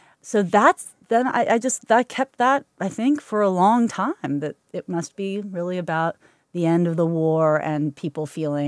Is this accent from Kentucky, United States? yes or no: yes; Kentucky, United States; I was a horse-crazy girl, and so Derby Day was always a really happy and exciting moment for me.